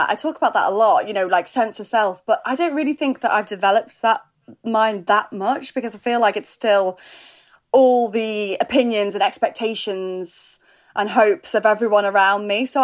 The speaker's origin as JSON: {"language": "English", "region": "North West England", "country": "United Kingdom", "tie": "born or raised there", "accent": "Scouse", "said": "my mum, you know, we grew up near Liverpool. My mum's a Scouser. My mum and dad, and when I'm with them, like I'm, I sound Scouse"}